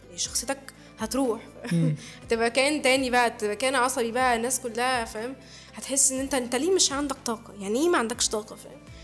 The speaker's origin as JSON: {"language": "Arabic", "country": "Egypt", "said": "احنا مصريين"}